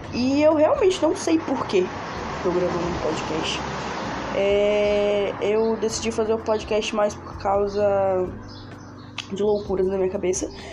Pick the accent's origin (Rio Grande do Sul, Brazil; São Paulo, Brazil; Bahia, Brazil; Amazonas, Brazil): Bahia, Brazil; Feira de Santana; sou de Feira de Santana, Bahia